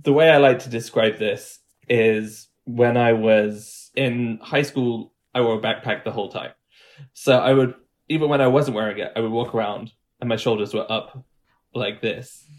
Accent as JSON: {"language": "English", "region": "Midlands", "country": "United Kingdom", "tie": "born or raised there", "moved": "yes", "said": "I'm from the Midlands"}